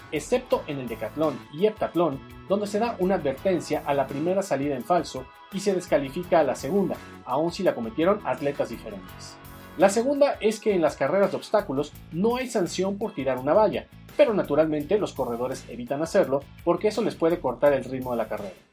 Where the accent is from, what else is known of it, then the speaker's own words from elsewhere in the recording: Mexico; esto es Tiro Parabólico. Soy un periodista mexicano con 18 años de experiencia